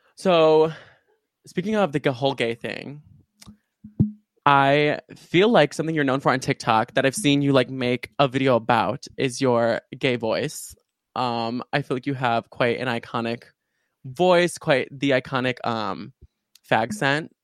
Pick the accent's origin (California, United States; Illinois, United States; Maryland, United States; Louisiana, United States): Illinois, United States; suburbs of Chicago; also born or lived in Urbana-Champaign, Illinois; right now I'm at my university, um, uh, University of Illinois in Urbana-Champaign, but I'm normally from like the suburbs of Chicago